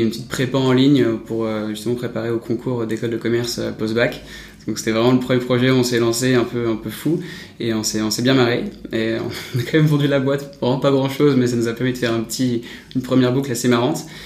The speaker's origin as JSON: {"language": "French", "town": "Paris", "region": "Île-de-France", "country": "France", "tie": "born or raised there", "said": "Je suis né à, Paris"}